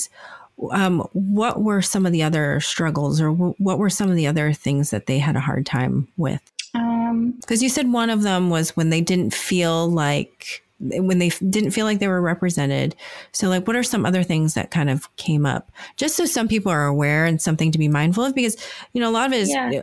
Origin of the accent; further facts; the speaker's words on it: United States; accent: American; I was born in the US, but I'm Asian descent